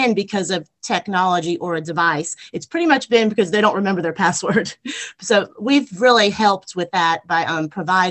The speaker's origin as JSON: {"language": "English", "area": "Long Island", "region": "New York", "country": "United States", "tie": "born or raised there", "moved": "yes", "lives_now": "Albany, Georgia, United States", "said": "I grew up on Long Island in New York, and I went to Phelps Lane Elementary School"}